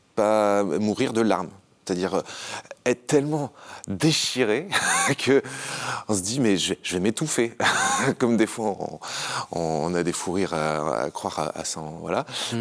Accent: Haut-Var, Provence-Alpes-Côte d'Azur, France; une famille lambda qui grandit dans le Haut-Var

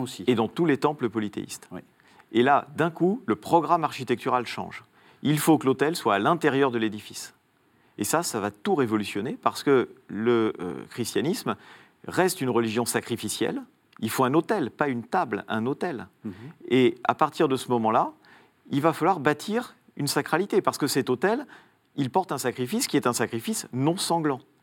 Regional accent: Italy; moved away; dans mon enfance en Italie

